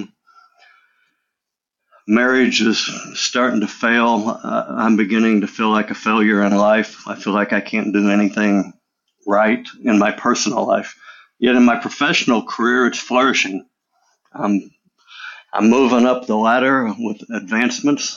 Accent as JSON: {"language": "English", "region": "Illinois", "country": "United States", "tie": "born or raised there", "said": "I grew up in Illinois"}